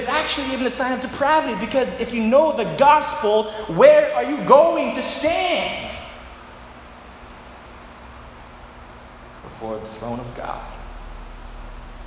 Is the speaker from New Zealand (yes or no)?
no; Dresden, Ontario, Canada; I grew up in Dresden, Ontario, which many people confuse with Dryden. I've never been to Dryden, but I grew up in Dresden